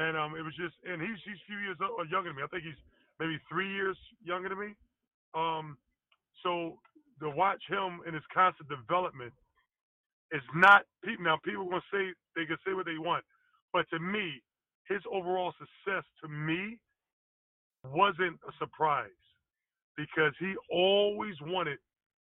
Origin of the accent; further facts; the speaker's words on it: Philadelphia, Pennsylvania, United States; growing up in Philadelphia